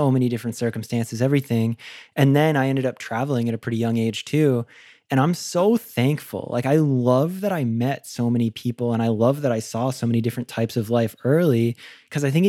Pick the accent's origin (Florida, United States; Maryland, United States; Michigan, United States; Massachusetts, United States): Florida, United States; I'm from Florida too